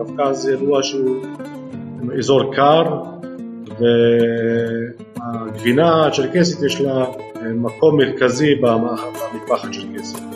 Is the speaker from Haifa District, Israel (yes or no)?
no; Rehaniya, Northern District, Israel